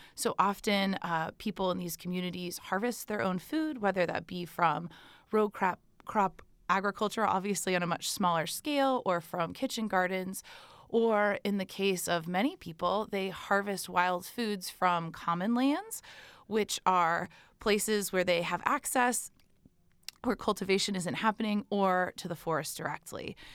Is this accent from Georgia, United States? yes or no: no; Texas, United States; I am an American student from Texas